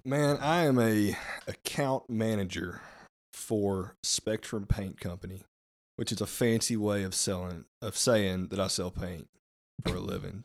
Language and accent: English; Rabbit Ridge, United States; born and raised in Rabbit Ridge